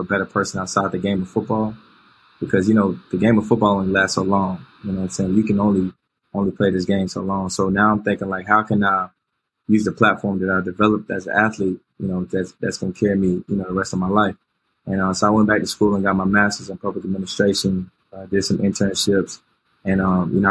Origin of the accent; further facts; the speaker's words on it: Winston-Salem, North Carolina, United States; also born or lived in outside Charlotte, North Carolina; I grew up in Winston-Salem. Yeah. Winston-Salem, North Carolina